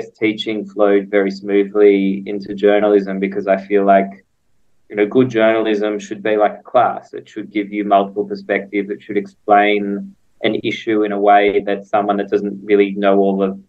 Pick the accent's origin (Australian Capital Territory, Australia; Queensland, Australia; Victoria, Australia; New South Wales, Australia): Victoria, Australia; Melbourne; moved away as an adult; also born or lived in Israel; now in Jerusalem, Israel; I was actually born in Israel, and my parents moved to Australia when I was two, and I grew up in Melbourne, in Carnegie, and very much enjoyed my childhood there